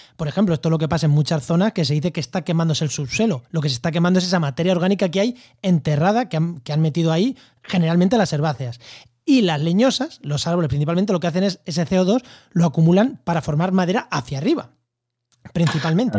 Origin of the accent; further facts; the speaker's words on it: a village in Albacete, Castilla-La Mancha, Spain; Yo en mi pueblo, en Albacete, en, cerca de Ciudad